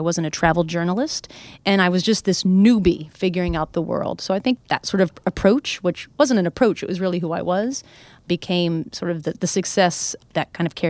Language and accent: English; New Hampshire, United States; now in New York City, United States; I grew up in New Hampshire. We went to Pennsylvania and maybe Canada.